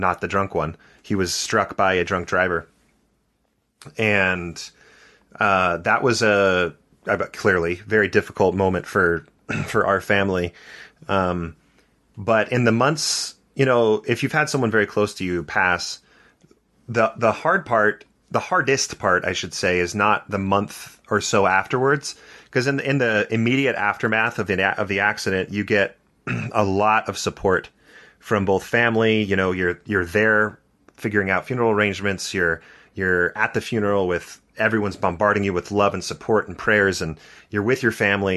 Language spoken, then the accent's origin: English; Santa Barbara, California, United States; I grew up in Santa Barbara, California.